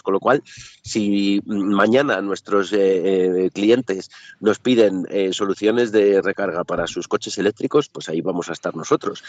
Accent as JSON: {"language": "Spanish", "country": "Spain"}